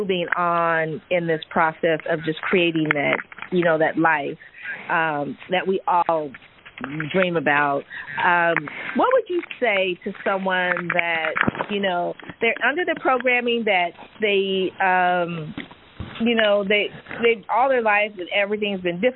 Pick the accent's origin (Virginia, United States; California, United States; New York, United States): California, United States; Silicon Valley; I'm a Silicon Valley product, was born in Stanford Hospital, grew up in the Silicon Valley